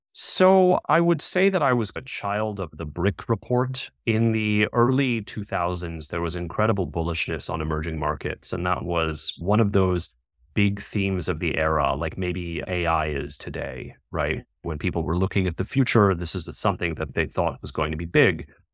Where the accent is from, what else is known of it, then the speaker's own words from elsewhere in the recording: United States; moved away as an adult; now in India; I'm originally American